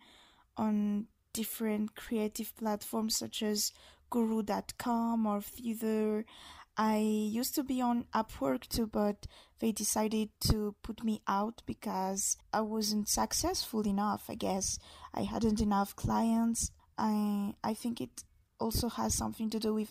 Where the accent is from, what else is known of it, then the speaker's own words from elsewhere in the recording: Madagascar; English is a second language; I'm an illustrator from Madagascar.